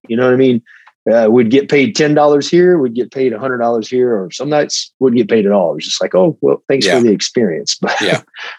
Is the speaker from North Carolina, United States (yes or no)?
yes; Hickory, North Carolina, United States; moved away as an adult; also born or lived in Atlanta, Georgia; I started training at a local guy in Hickory, North Carolina, where I'm from